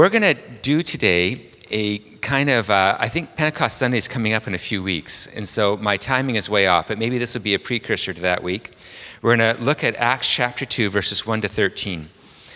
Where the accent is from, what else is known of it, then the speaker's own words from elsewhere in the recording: Vancouver, British Columbia, Canada; I'm from Vancouver, Canada